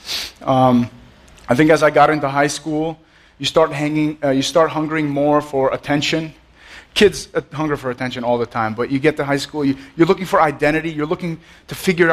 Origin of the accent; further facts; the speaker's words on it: Allendale, New Jersey, United States; I grew up in Allendale, which is like a few miles down the road. I'm a Jersey boy